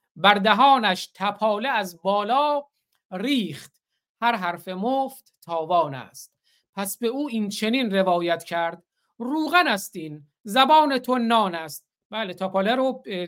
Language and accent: Persian; Bakhtiari homeland, Iran; زادگاه من همون زادگاه بختیاره